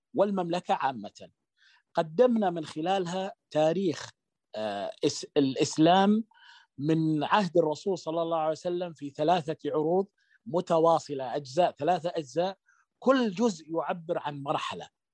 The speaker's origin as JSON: {"language": "Arabic", "country": "Saudi Arabia", "said": "احنا نعتد يعني نعتد فيه كسعوديين"}